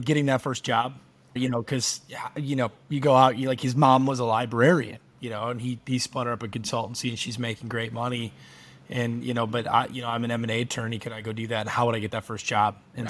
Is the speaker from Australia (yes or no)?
no; Michigan, United States; I grew up in Michigan.